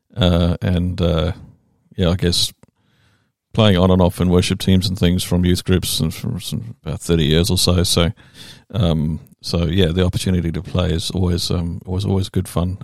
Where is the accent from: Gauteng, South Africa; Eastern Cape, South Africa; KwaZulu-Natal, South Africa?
KwaZulu-Natal, South Africa; Durban; accent: English; moved away as an adult; also born or lived in England; now in New Zealand; I'm from the English part. I'm from Durban.